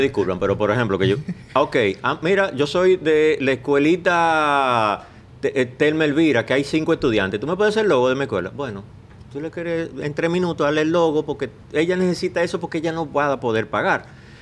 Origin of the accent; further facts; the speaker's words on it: Bayaguana, Monte Plata, Dominican Republic; en mi pueblo, eh, tengo que mencionar a Masúa, que era el único pintor que había en Vallaguana